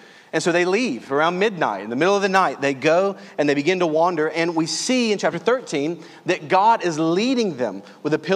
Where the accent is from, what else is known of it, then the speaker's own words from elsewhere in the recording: Louisiana, United States; accent: southern; I grew up in Louisiana